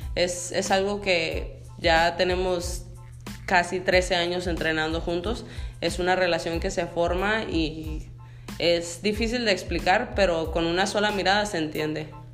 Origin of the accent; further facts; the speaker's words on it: Sonora, Mexico; now in United States; yo soy nacida en México, vivo en Estados Unidos